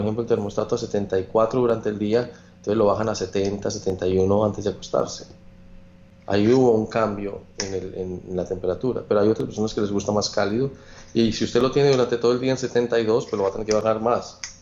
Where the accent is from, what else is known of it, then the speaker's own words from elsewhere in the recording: Manizales, Caldas, Colombia; moved away; Yo soy de Manizales, de las montañas